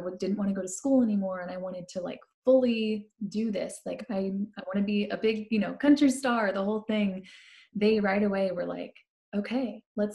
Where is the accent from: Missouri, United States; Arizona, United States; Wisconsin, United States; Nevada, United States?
Missouri, United States; St. Louis; moved away as an adult; now in Nashville, United States; I grew up in St. Louis, Missouri. Born and raised